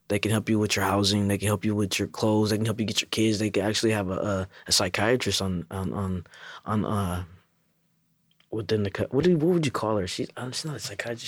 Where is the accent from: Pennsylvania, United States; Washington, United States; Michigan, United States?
Washington, United States; Seattle; moved away as an adult; also born or lived in Federal Way, Washington / Kent, Washington; now in Tacoma, United States; from Seattle, Federal Way, and then Kent